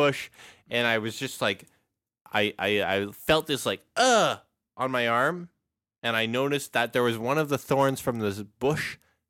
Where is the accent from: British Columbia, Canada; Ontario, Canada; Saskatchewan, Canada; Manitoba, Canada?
British Columbia, Canada; West Kelowna; near my hometown of Kelowna. And I say near because I grew up in West Side.